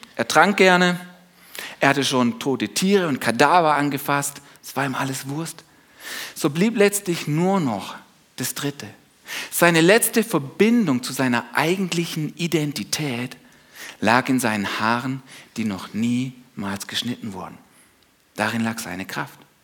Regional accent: Germany; wir als Deutsche

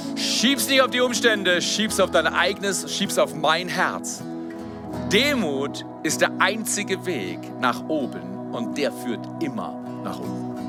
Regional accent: Freiburg, Baden-Württemberg, Germany; in der Zone in Freiburg, wo ich groß geworden bin

